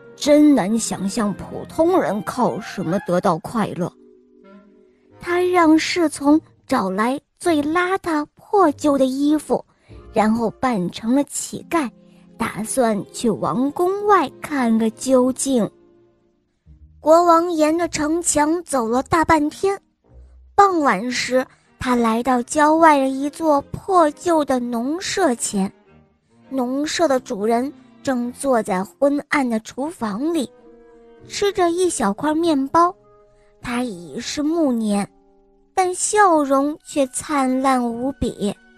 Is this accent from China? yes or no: yes; Xinjiang, China; 我来自新疆